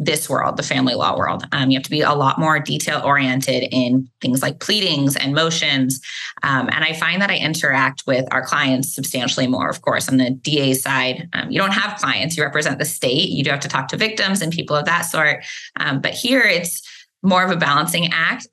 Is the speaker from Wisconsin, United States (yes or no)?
no; Dallas, Texas, United States; also born or lived in Austin, Texas; I grew up in the Dallas area